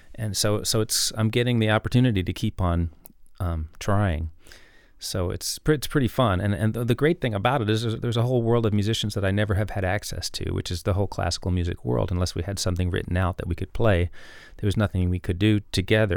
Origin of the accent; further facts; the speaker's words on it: New York City, New York, United States; I grew up in New York City